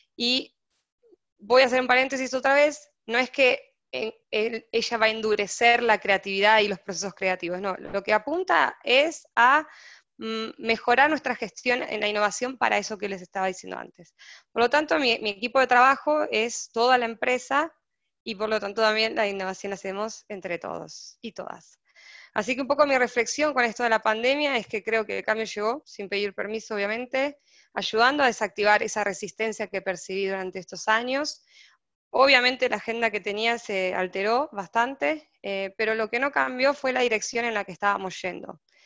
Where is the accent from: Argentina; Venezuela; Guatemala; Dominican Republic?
Argentina; moved away as an adult; now in Brazil; soy argentina, estoy en Brasil, viviendo hace ocho meses